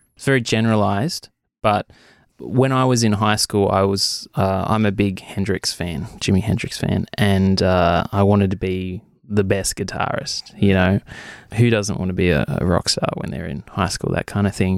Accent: Wagga Wagga, New South Wales, Australia; moved away as an adult; now in Albury, Australia; I was born in Wagga. I lived in Wagga for twenty-three years.

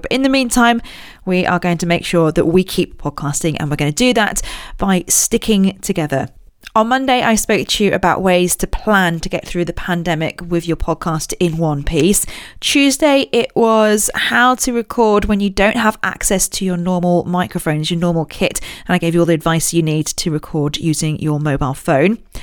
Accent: Royal Berkshire, South East England, United Kingdom; I grew up in Royal Berkshire

